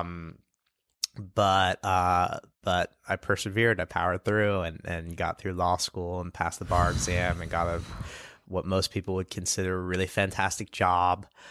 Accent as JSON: {"language": "English", "town": "New York City", "region": "New York", "country": "United States", "tie": "born or raised there", "said": "I grew up here in New York City"}